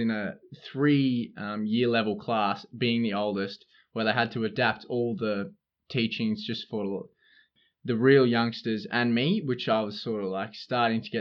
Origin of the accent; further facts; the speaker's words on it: Adelaide, South Australia, Australia; When I was a little kid, I grew up in Happy Valley. And Happy Valley is sort of, you know, suburbs, southern suburbs of Adelaide.